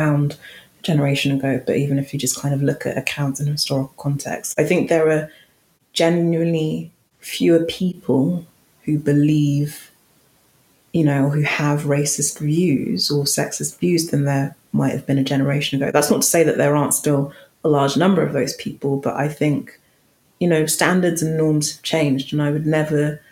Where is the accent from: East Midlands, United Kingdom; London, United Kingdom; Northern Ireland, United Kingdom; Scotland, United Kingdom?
London, United Kingdom; accent: London, quite posh; My accent isn't particularly noteworthy. It's just a bog standard, quite, you know, London, quite posh accent.